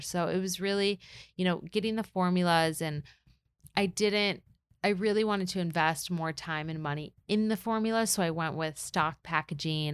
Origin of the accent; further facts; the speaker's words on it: Michigan, United States; moved away; also born or lived in New York; I'm from Michigan